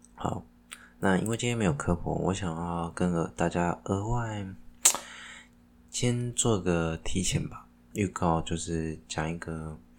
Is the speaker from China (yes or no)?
no; Taiwan; 身为一个台湾人